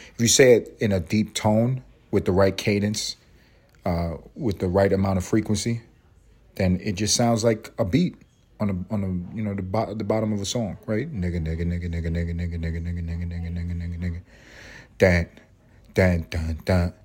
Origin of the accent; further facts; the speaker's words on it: New York City, New York, United States; I grew up in Harlem. I grew up in Spanish Harlem